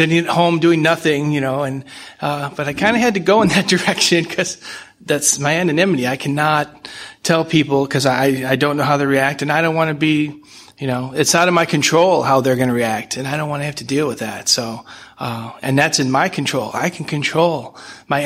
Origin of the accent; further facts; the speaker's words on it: St. Louis, Missouri, United States; From St. Louis.